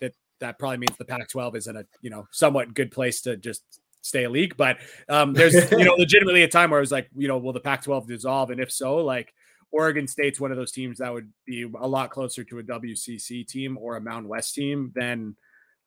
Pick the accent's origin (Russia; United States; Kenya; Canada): Canada; I'm Canadian and we don't get Thanksgiving here.